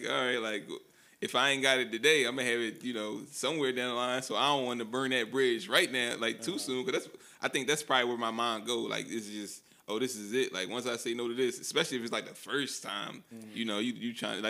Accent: Philadelphia, Pennsylvania, United States; Yeah, I'm from Philly.

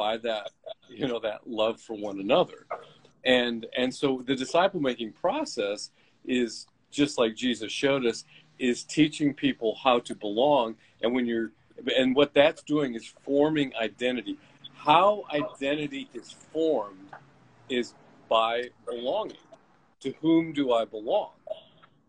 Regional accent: United States; I'm an American

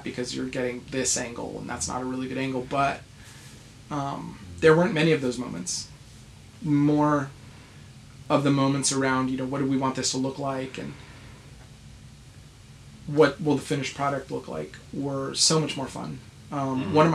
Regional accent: Albuquerque, New Mexico, United States; moved away; I was raised in New Mexico, in Albuquerque, in the States

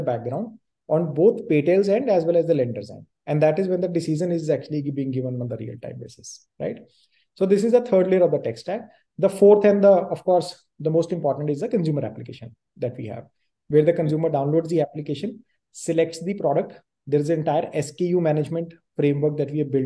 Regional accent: Punjab, India; moved away as an adult; now in Delhi NCR, India; I grew up in Punjab

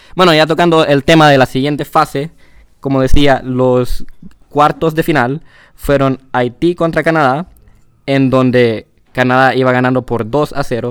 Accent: Honduras; somos de Honduras

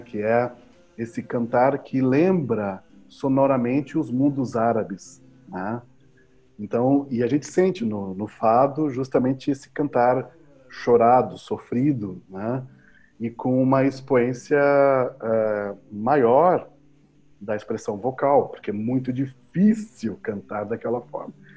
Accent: Pelotas, Rio Grande do Sul, Brazil; eu sou natural de Pelotas, Rio Grande do Sul

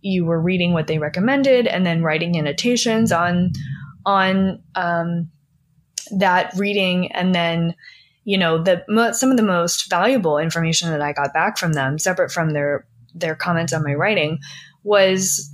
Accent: Philadelphia, Pennsylvania, United States; now in Los Angeles, United States; I'm from Philly

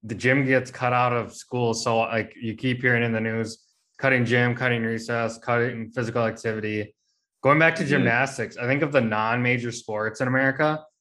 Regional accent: Roosevelt, Minnesota, United States; growing up in Roosevelt, the only thing I knew is like go work out the high school

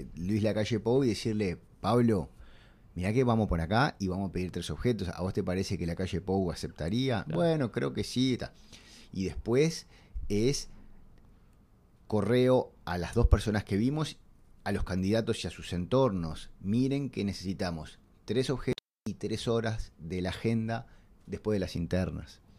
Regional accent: Montevideo, Uruguay; yo soy de Punta Carretas y mi infancia es ir durante el verano al Sporting

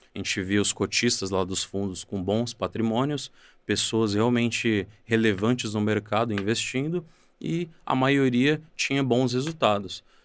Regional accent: São Paulo, Brazil; eu vim do João 23, uma favela da Zona Oeste de São Paulo, onde cresci, estudei a minha vida toda

